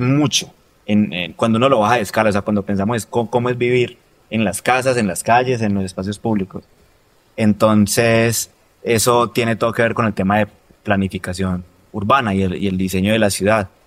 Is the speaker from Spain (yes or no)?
no; Roldanillo, Valle del Cauca, Colombia; soy de Roldanillo